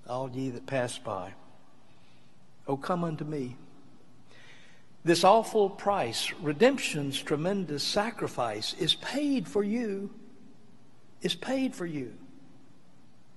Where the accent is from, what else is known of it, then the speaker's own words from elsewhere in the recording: Mississippi, United States; when I was growing up in Mississippi, I was a teenager